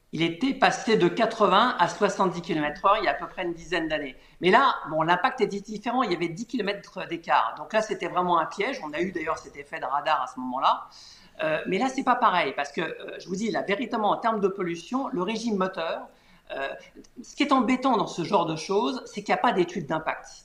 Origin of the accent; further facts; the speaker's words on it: Paris, Île-de-France, France; je suis parisien